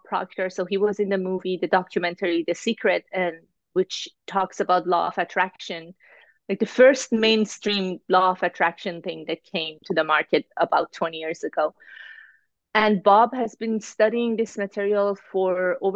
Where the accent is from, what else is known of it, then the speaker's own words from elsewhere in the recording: Iran; now in Toronto, Canada; I live in Toronto, Canada. I'm originally from Iran